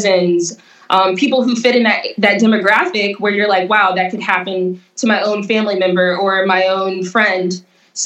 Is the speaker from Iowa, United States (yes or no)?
no; Jackson, Mississippi, United States; growing up in the South, in the Southern United States, and in Jackson